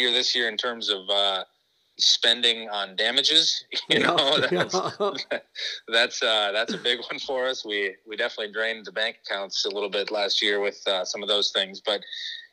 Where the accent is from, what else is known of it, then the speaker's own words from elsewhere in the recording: Arlington, Minnesota, United States; now in Rochester, United States; I am from Arlington, Minnesota originally. I then moved to Minnetonka, and that's where I played football and did all that stuff up there